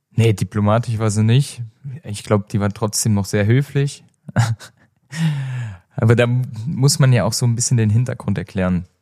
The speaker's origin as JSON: {"language": "German", "country": "Germany", "said": "bei uns in Deutschland"}